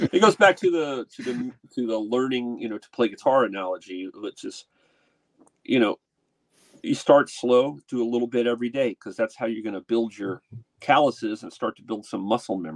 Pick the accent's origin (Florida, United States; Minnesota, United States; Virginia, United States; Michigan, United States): Virginia, United States; Portsmouth; born there; So I was born in Portsmouth, Virginia, but I, I didn't live there very long.